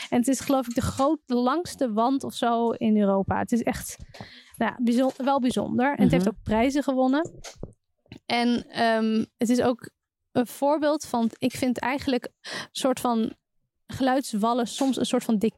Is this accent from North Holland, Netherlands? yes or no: yes; Amsterdam, North Holland, Netherlands; vanuit Amsterdam als Amsterdammer doe je dat natuurlijk standaard.